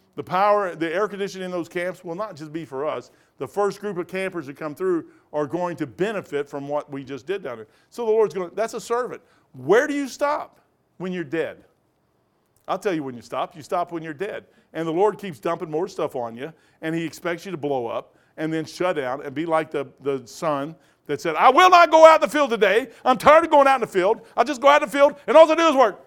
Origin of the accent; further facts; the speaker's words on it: Kentucky, United States; I'm a moron from Kentucky